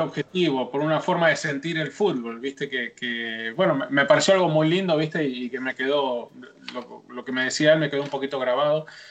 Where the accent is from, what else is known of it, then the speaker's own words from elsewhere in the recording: Argentina; para mí como argentino